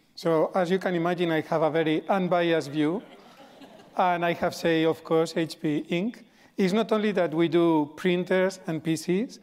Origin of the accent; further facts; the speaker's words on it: Spain; moved away; I grew up in Spain